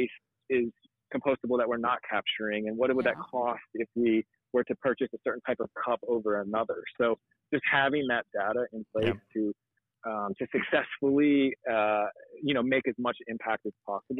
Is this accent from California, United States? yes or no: no; Florida, United States; I grew up in Florida, and Florida is a wild place